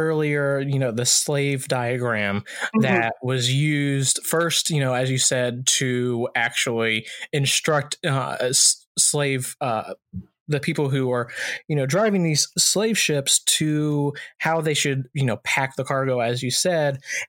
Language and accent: English; Virginia, United States; and I'm originally from Virginia myself.